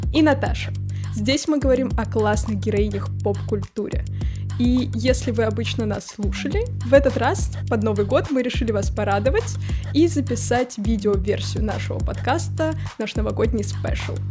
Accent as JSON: {"language": "Russian", "town": "Tver", "region": "Tver Oblast", "country": "Russia", "moved": "yes", "lives_now": "Moscow, Russia", "said": "я уехала из Твери как раз-таки, потому что ну, Тверь намного меньше, чем Москва"}